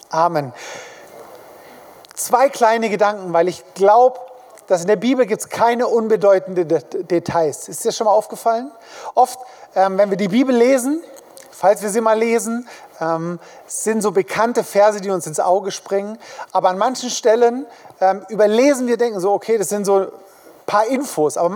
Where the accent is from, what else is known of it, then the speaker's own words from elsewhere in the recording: Königsfeld, Germany; die kommen jetzt nicht unbedingt nach Hintertupfingen oder nach ähm, Königsfeld, wo ich herkomme, sondern sie kommen in die Großstädte, in die Hauptstädte